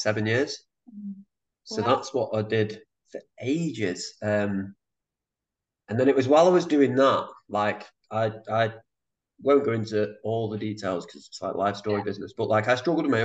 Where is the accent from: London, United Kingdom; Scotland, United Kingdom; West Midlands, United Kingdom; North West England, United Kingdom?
North West England, United Kingdom; Manchester; moved away as an adult; now in Sydney, Australia; I'm from Manchester. Yeah, grew up in Manchester.